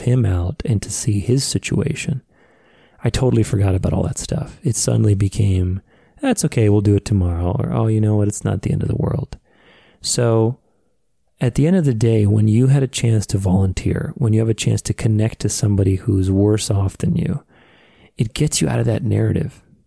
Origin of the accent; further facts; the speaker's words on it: Phoenix, Arizona, United States; when I went to high school in my hometown here of Phoenix